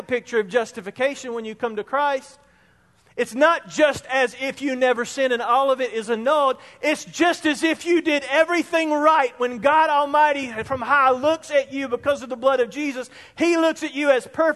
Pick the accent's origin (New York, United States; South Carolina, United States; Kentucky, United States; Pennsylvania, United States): South Carolina, United States; Spartanburg; I was in my early 20s, same place, growing up in Spartanburg.